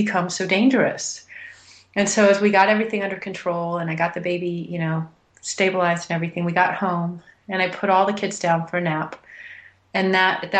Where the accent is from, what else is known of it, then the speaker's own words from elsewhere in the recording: Houston, Texas, United States; now in Boulder, United States; I'd been born and raised in Houston, Texas